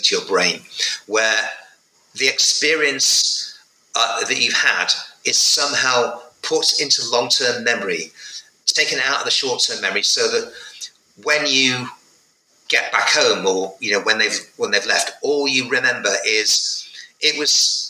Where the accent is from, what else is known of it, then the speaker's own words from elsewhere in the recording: North West England, United Kingdom; in provincial England, in Northwest England, in 1972